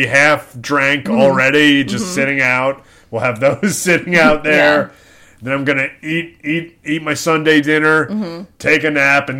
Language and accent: English; New Jersey, United States; I'm from Jersey. Well, I grew up in Jersey.